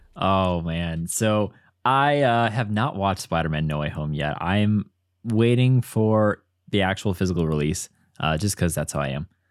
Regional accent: Midwest, United States; now in Chicago, United States; as a Midwesterner in Chicago

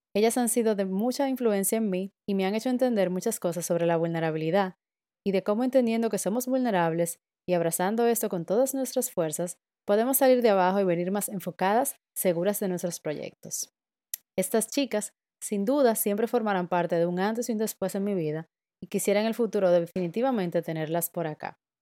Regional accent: Dominican Republic; moved away as an adult; now in Berlin, Germany; soy dominicana y vivo en Berlín desde principios del 2019

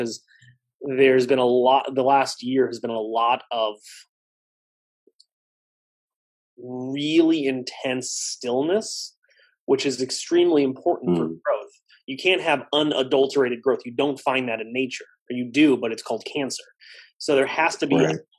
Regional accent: Palatine, Illinois, United States; I'm in my hometown. I practice about a mile from my high school

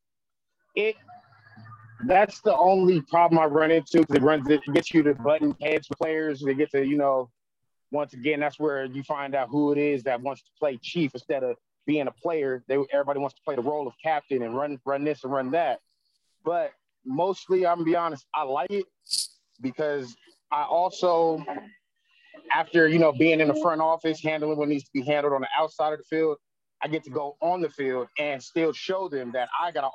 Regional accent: Las Vegas, Nevada, United States; I am from Vegas, so I went to Mojave High School

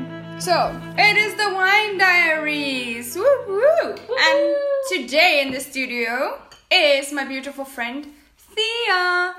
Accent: South Africa; born or raised there; moved away as an adult; now in Kraków, Poland

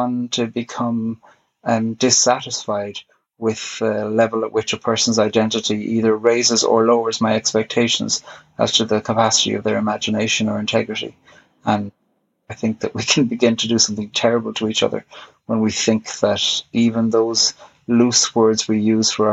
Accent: Ireland; I am Irish. I was brought up Catholic

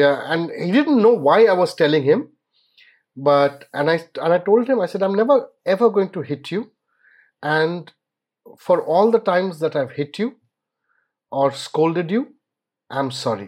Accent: India; as an Indian parent

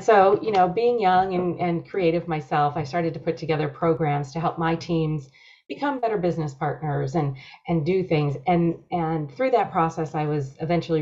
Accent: Rochester, New York, United States; moved away as an adult; also born or lived in San Diego; I grew up on the East Coast in Rochester, greatest snowfall through the years

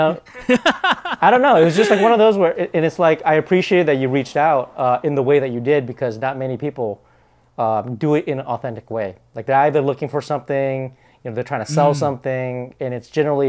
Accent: Bellingham, Washington, United States; I mean, I grew up in Bellingham, Washington, because we immigrated. We escaped the Vietnam War with my family.

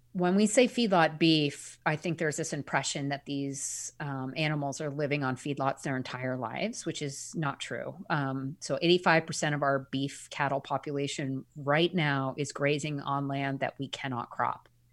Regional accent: Eastern Long Island, New York, United States; I grew up on Eastern Long Island

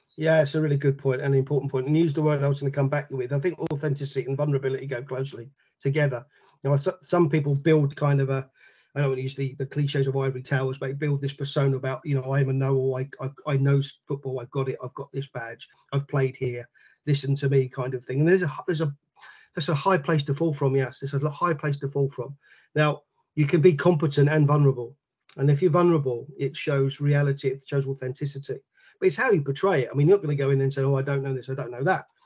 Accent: London, United Kingdom; moved away; I'm from London originally. So Barnet Schools captain, Middlesex Schools captain, London Schools captain

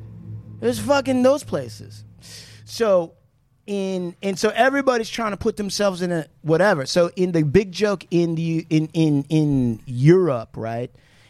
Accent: United States; we're from America

